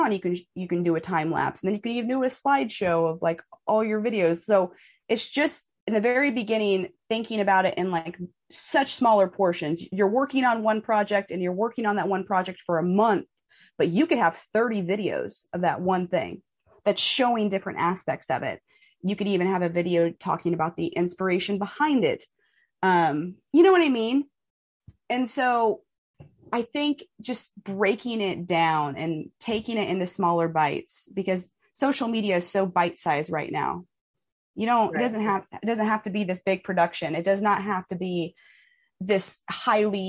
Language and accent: English; Kansas City, United States; I'm from Kansas City.